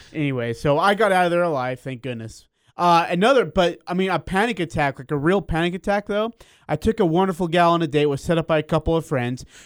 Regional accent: India; moved away; I was born in India

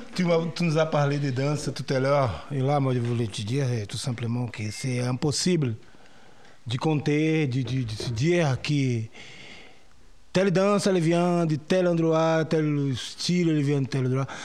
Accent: Brazil; French is a second language; moved away; chez nous au Brésil

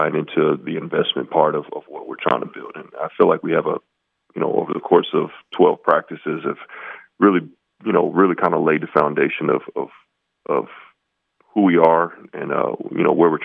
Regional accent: West Coast, United States; now in Logan, United States; I grew up on the West Coast

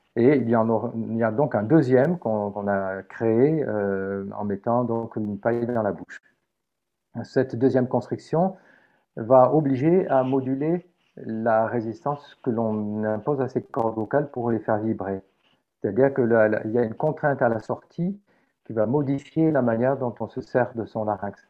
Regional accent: Montpellier, Occitania, France; also born or lived in Carpentras, France / Marseille, France; je suis né à Carpentras, dans le département de Vaucluse, j'ai vécu toute ma vie à Montpellier

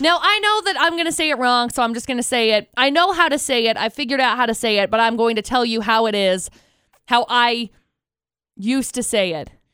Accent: Tremonton, Utah, United States; I grew up in Tremont and I graduated from Bear River

